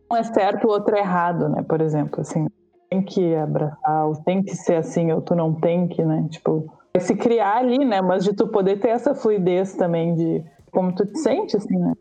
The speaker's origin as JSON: {"language": "Portuguese", "country": "Brazil"}